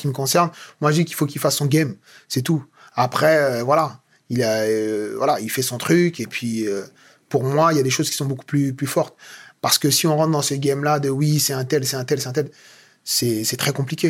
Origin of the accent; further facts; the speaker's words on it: France; je suis né et grandi en France